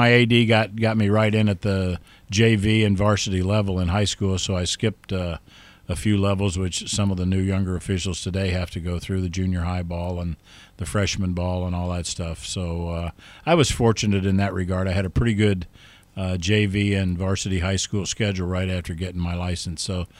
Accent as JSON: {"language": "English", "region": "Ohio", "country": "United States", "tie": "born or raised there", "said": "Yeah, growing up in Ohio, Mark, I participated in, of course, Little League baseball, grade school, junior high school sports, and up through my high school level."}